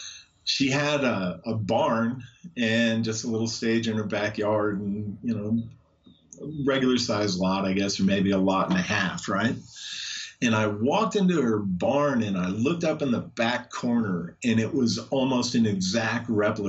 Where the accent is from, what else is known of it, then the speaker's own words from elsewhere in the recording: Trenton, New Jersey, United States; Oh, I'm from New Jersey. Where? Trenton.